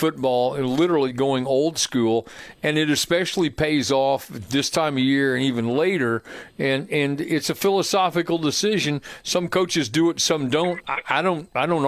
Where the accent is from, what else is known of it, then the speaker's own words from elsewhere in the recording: Plainfield, Indiana, United States; growing up in Plainfield